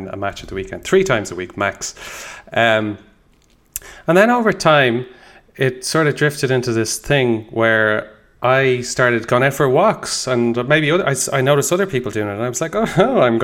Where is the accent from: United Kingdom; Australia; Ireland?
Ireland; Dublin, Leinster; I grew up, I was born in Dublin in 1985